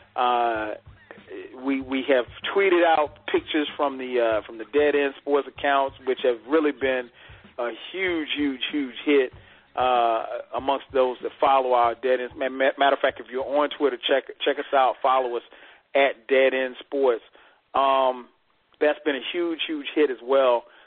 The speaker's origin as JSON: {"language": "English", "region": "South Carolina", "country": "United States", "tie": "born or raised there", "said": "I grew up in South Carolina"}